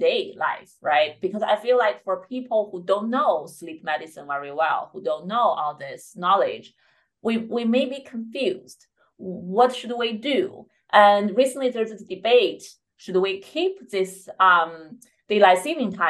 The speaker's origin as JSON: {"language": "English", "country": "China", "tie": "born or raised there", "moved": "yes", "said": "I grew up in China"}